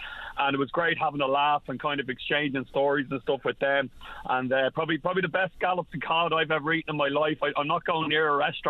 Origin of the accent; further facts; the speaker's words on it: Ireland; We're an island of storytellers